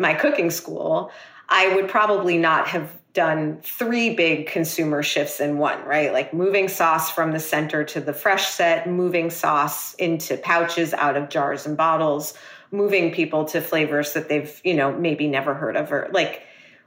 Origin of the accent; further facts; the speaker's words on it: New York City, New York, United States; me being a New Yorker